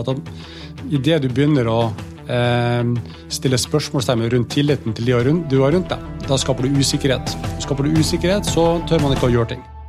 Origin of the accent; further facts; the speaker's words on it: Bodø, Nordland, Norway; moved away; Det kunne vi ikke i Bodø